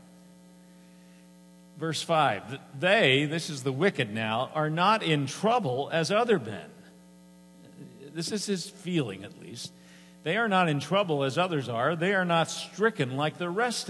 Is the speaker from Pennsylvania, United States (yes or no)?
yes; Harrisburg, Pennsylvania, United States; I grew up on Rudy Road. Most of you probably know where Rudy Road is in Harrisburg